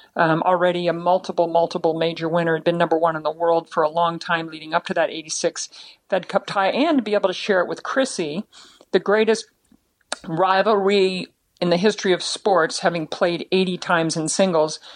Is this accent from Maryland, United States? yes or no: yes; Baltimore, Maryland, United States; it's back in Baltimore, my hometown